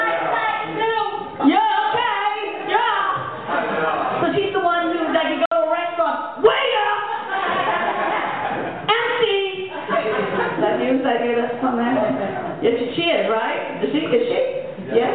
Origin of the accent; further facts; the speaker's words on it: New York City, New York, United States; growing up Puerto Rican and Italian in New York City